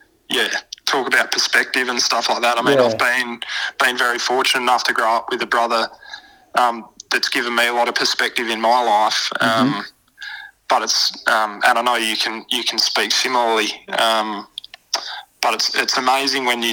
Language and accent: English; Port Pirie, South Australia, Australia; I was a young kid myself. My old man was involved in the local footy club in Piri